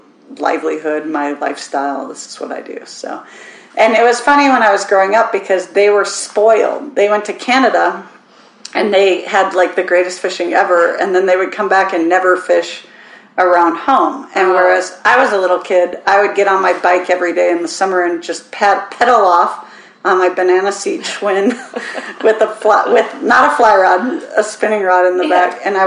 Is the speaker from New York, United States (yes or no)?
no; Minnesota, United States; accent: Minnesotan; now in Maupin, United States; So I grew up in Minnesota.